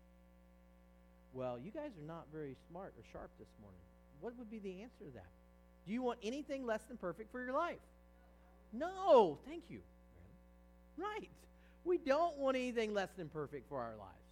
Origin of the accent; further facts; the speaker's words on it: Virginia, United States; I grew up in Virginia